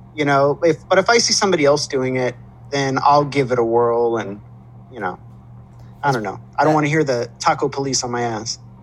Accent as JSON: {"language": "English", "region": "Southern California", "country": "United States", "tie": "born or raised there", "said": "I grew up out here"}